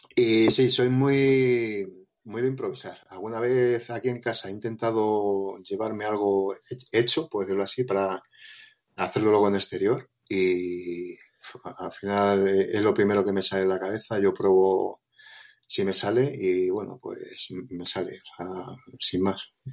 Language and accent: Spanish; Móstoles, Community of Madrid, Spain; moved away as an adult; now in Province of Toledo, Spain; soy de Madrid, de Móstoles